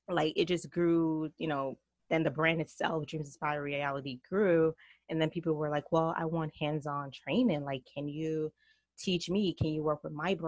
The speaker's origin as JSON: {"language": "English", "country": "Jamaica", "also_born_or_lived": "New York", "accent": "Jamaican mixed with New York", "moved": "yes", "lives_now": "North Carolina, United States", "said": "I am from Jamaica, so my accent is probably Jamaican mixed with New York. And now we just relocated to the South, so now we're in North Carolina."}